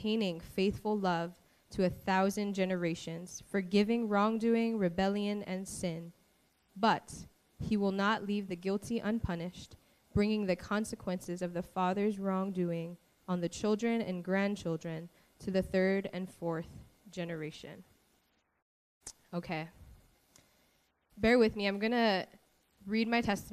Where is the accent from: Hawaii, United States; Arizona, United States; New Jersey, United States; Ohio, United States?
Hawaii, United States; Maui; I was born and raised on Maui.